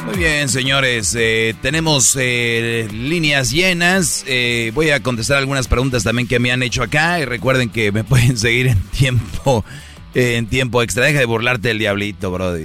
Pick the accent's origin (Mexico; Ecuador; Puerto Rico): Mexico; Monterrey, Nuevo León; la gente que somos de Monterrey